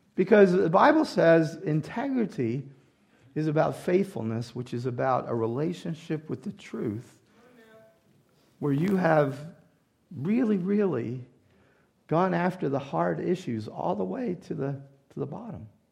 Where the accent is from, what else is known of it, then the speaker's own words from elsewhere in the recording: the South, United States; moved away; I grew up in the South, and this is our language charm